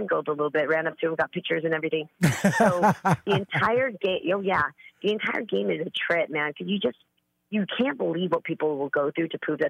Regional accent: California, United States; I'm the girl from the Bay, man.

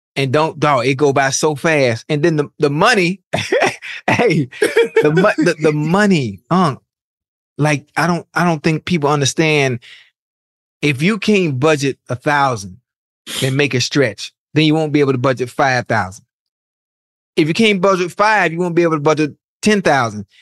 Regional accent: Miami, Florida, United States; I'm from Miami. You know, you know how Miami folks are. We flashy

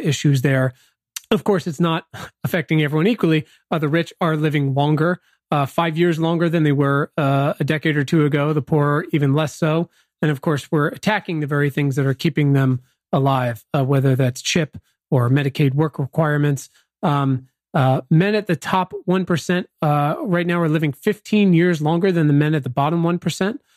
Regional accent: Virginia, United States; now in Los Angeles, United States; I'm actually from Virginia, so D C was my big city experience growing up

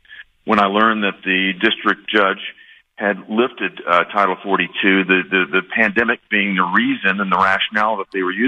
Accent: Tennessee, United States; My home state of Tennessee, our home state of Tennessee

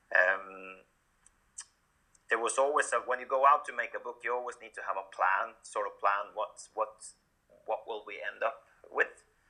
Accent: Norway; moved away as an adult; also born or lived in Sweden; I'm born and raised in Norway, so I started my career here as well

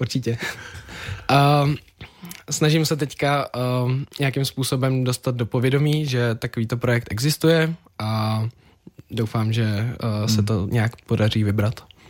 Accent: Czechia; jako správný Čech

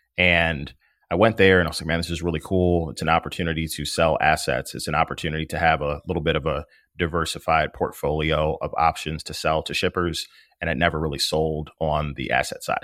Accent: Maywood, Illinois, United States; also born or lived in Bloomington, Illinois; now in Chicago, United States; I'm from Maywood, Illinois. It is the west side of Chicago, about ten miles west of the Loop. I grew up there

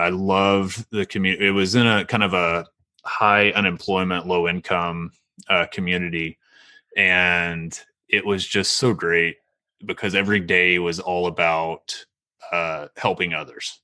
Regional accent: Meeker, Oklahoma, United States; also born or lived in Ardmore, Oklahoma / Shawnee, Oklahoma; I grew up in Meeker and, um, really small town

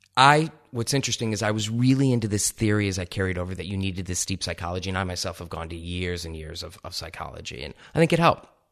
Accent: Ohio, United States; moved away as an adult; also born or lived in East Lansing, Michigan; I grew up in Ohio

